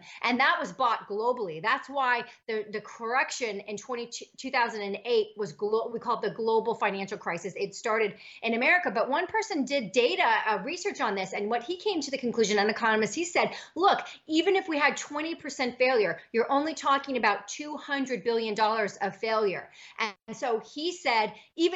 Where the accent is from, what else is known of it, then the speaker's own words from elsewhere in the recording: United States; we have as Americans